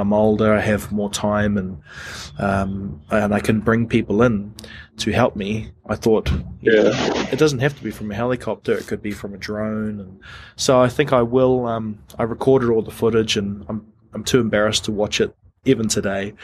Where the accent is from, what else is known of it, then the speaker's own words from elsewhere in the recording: New Zealand; I'm from New Zealand